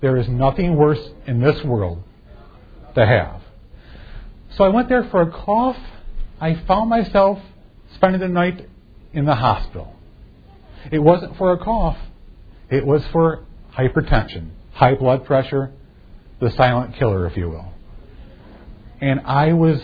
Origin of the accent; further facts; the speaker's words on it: Fairview, Michigan, United States; I grew up in Fairview, Michigan